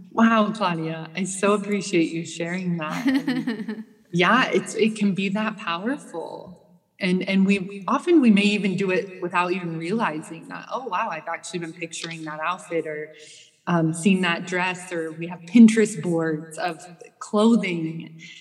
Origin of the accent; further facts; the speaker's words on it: Midwest, United States; moved away as an adult; also born or lived in Vienna; now in Los Angeles, United States; I grew up in the Midwest